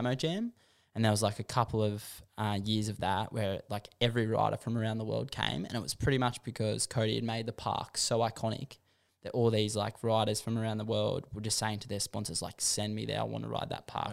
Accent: Warragamba, New South Wales, Australia; growing up in Warragamba

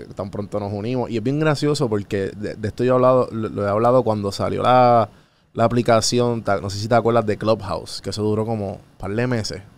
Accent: Puerto Rico; como puertorriqueño

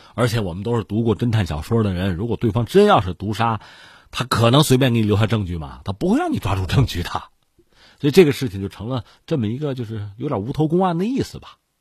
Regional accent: China; 我们中国人

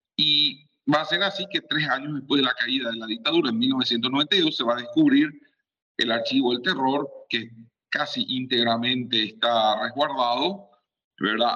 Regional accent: Paraguay; soy un historiador paraguayo

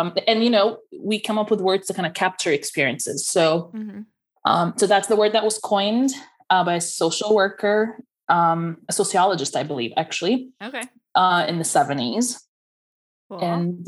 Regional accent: United States; if I say I'm Egyptian American, people assume that it means that, like, it depends on where I am.

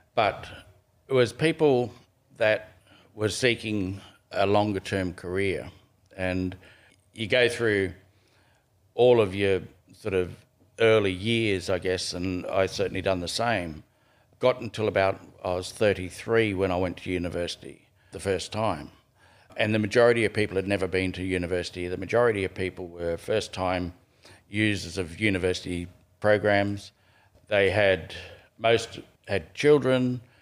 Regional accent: Canberra, Australian Capital Territory, Australia; also born or lived in Gunnedah, New South Wales; we grew up in Canberra

